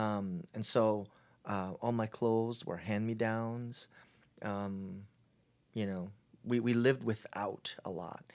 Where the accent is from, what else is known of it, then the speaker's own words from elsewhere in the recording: Honolulu, Hawaii, United States; moved away as an adult; now in San Diego, United States; I was, uh, born and raised in Hawaii, in Honol-, Honolulu, Hawaii